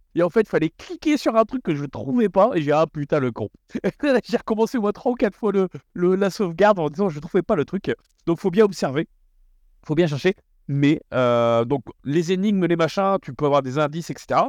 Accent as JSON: {"language": "French", "area": "the North", "region": "northern France", "country": "France", "said": "on est du Nord, donc on dit wagon"}